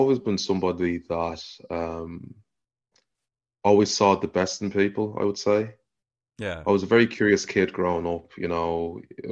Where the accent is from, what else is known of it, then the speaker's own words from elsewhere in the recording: Dublin, Leinster, Ireland; moved away as an adult; now in London, United Kingdom; I'm from South Dublin, currently living in London at the moment